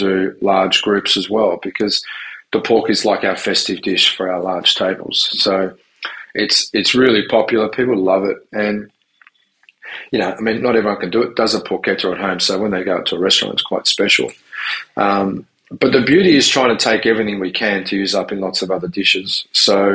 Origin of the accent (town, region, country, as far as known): Tasmania, Australia; born or raised there; also born or lived in Southern Italy / Sydney, Australia / Melbourne, Australia